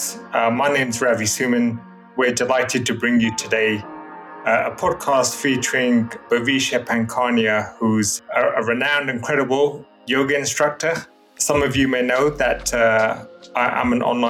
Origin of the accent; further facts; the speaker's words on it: London, United Kingdom; I've been born and brought up in Greater London in the UK